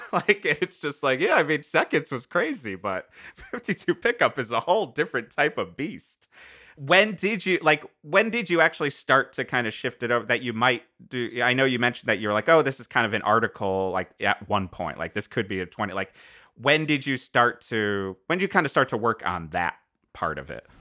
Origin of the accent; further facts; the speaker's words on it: Cheshire, Connecticut, United States; I grew up in Connecticut.